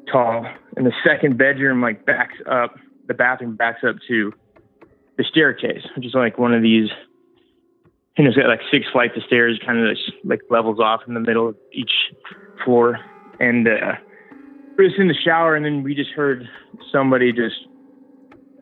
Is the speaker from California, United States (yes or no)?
yes; Los Angeles, California, United States; moved away as an adult; now in Charleston, United States; I grew up in Los Angeles, but been living here for past like 5 years